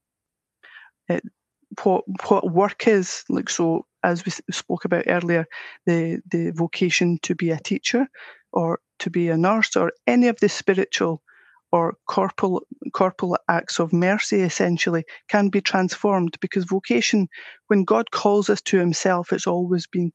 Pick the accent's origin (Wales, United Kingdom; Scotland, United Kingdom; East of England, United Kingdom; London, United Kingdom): Scotland, United Kingdom; accent: Scottish; I'm Scottish with my accent